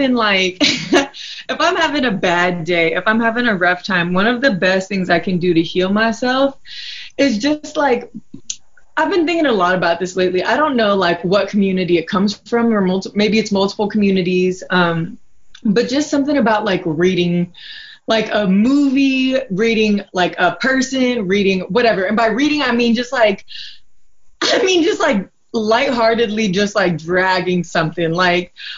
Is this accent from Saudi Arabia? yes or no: no; Nigeria; I'm from Nigeria